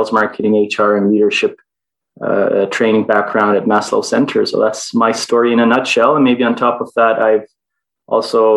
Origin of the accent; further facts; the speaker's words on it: Istanbul, Turkey; also born or lived in Toronto, Canada; I was born in Canada and Toronto, raised most of my life in Istanbul, Turkey